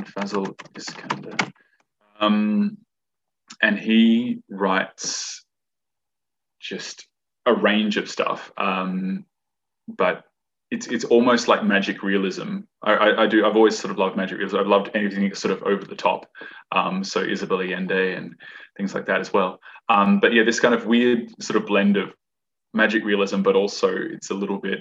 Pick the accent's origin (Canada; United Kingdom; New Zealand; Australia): Australia; Perth, Western Australia; also born or lived in Fremantle, Australia / Narrogin, Australia; I grew up in Perth.